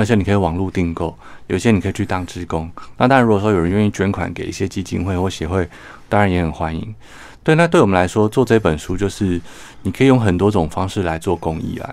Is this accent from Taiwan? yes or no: yes; Taiwan; 我们台湾人